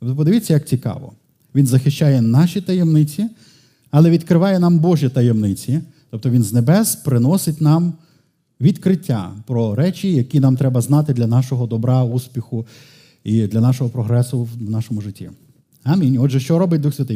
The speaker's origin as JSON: {"language": "Ukrainian", "town": "Lviv", "region": "Lviv Oblast", "country": "Ukraine", "said": "сам львів'янин"}